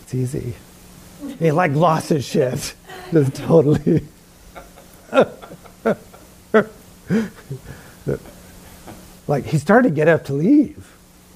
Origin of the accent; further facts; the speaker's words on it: New York, United States; Growing up in New York.